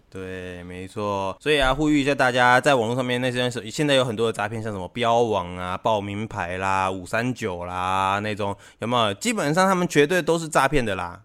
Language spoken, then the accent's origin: Chinese; Taiwan; 我们台湾这边， 台湾这边呢，是一个那个比较潮湿的气候